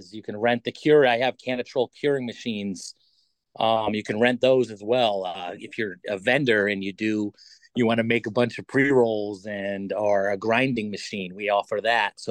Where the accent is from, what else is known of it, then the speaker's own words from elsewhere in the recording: Waterbury, Connecticut, United States; also born or lived in Meriden, Connecticut; I'm mostly from Meriden. Grew up in Waterbury.